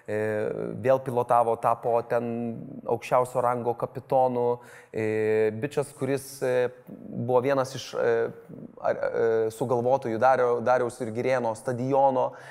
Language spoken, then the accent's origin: Lithuanian; Lithuania; suprasti, apie ką mes lietuviai vis tik esame. O mes esame apie, mūsų tauta yra keliautojai, mūsų e, tauta yra eksploreriai